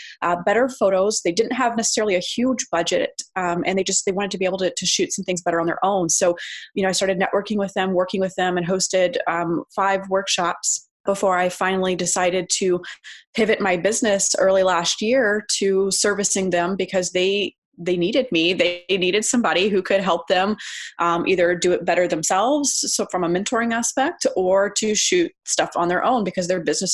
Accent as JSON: {"language": "English", "region": "Texas", "country": "United States", "moved": "yes", "lives_now": "Phoenix, United States", "said": "I'm originally actually from Texas, but I am based here in Phoenix, Arizona"}